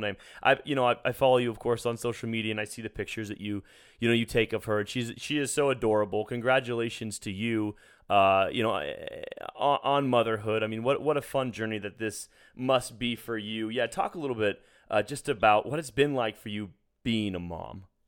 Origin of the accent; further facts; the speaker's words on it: Sacramento, California, United States; in Sacramento, California, my hometown